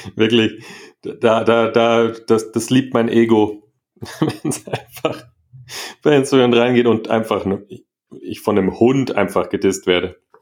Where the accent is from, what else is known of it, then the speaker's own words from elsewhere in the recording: Munich, Bavaria, Germany; aus, aus München, aus Deutschland